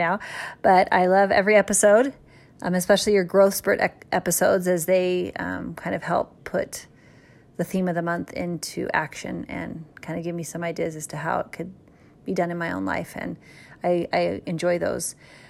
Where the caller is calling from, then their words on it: Lindon, Utah, United States; I'm calling in from Linden, Utah